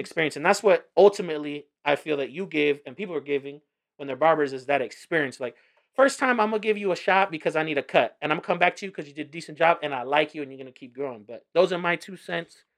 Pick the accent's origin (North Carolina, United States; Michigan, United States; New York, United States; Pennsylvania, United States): New York, United States; I was born in New York